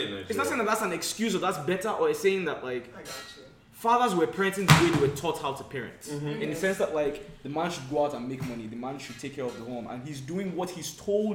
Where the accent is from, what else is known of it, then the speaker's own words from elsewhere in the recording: Nigeria; we're Nigerian in this room, most of us, if not all of us